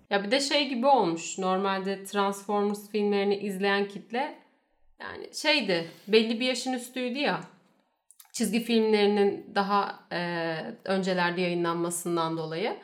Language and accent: Turkish; Turkey